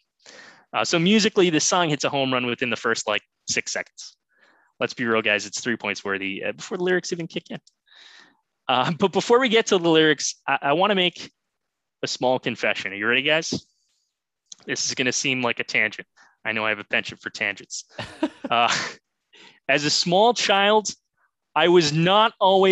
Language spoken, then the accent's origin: English; Boston, Massachusetts, United States; I am from Boston